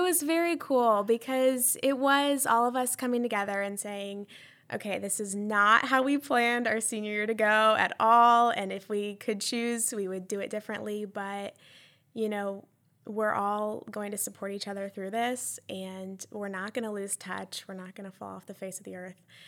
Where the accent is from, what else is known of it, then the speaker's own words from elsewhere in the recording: Columbia, South Carolina, United States; I am from Columbia, And I graduated from a big public high school